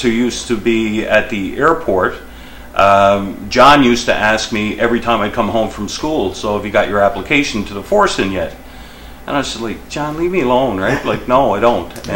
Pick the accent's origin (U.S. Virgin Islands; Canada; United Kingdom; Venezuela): Canada; Mount Pearl, Newfoundland and Labrador; also born or lived in Buchans, Newfoundland / Toronto / Nova Scotia; I grew up in Mount Pearl, played a lot of sports there when I was growing up.